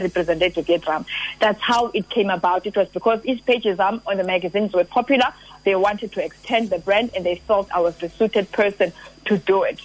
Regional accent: Mdantsane, Eastern Cape, South Africa; ndingwasemdantsane born and bred emdantsane

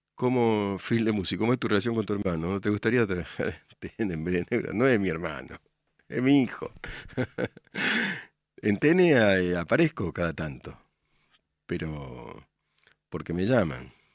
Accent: Morón, Buenos Aires Province, Argentina; yo nací en Morón

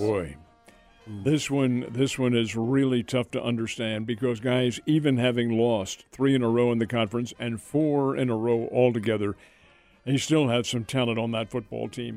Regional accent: Philadelphia, Pennsylvania, United States; moved away; I grew up in Philadelphia, in that area.

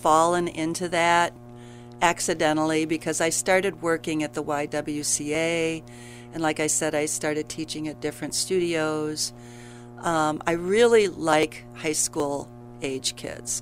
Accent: Grand Rapids, Michigan, United States; moved away as an adult; now in Kalamazoo, United States; grew up in Grand Rapids

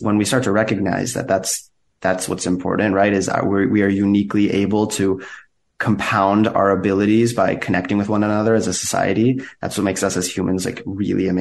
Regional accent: United States; I grew up in the U.S. with two Iranian immigrant parents

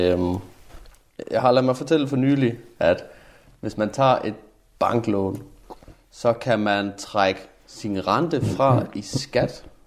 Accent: Jutland, Denmark; moved away; Nu kommer jeg jo fra Jylland

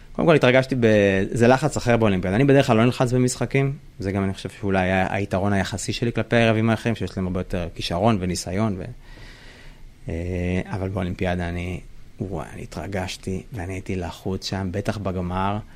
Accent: Israel; בתור ישראלי

